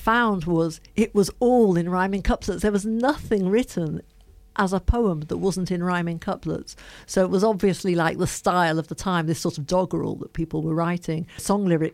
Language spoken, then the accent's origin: English; Liverpool, North West England, United Kingdom; now in London, United Kingdom; I'm from Liverpool.